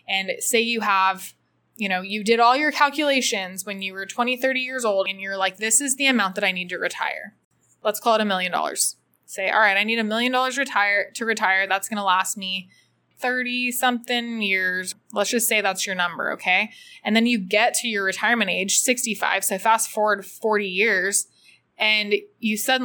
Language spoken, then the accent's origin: English; United States; now in El Salvador; as an American and a U.S. citizen